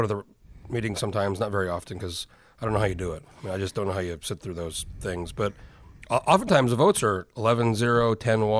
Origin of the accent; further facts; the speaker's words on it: New Mexico, United States; I grew up in New Mexico.